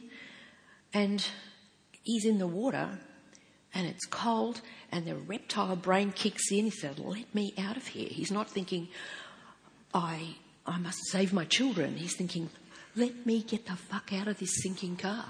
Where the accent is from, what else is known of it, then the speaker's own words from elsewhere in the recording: Geelong, Victoria, Australia; I was born and raised in Geelong